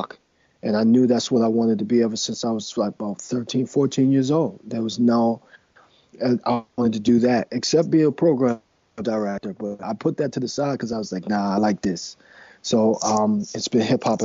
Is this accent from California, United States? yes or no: no; New York City, New York, United States; I grew up in Manhattan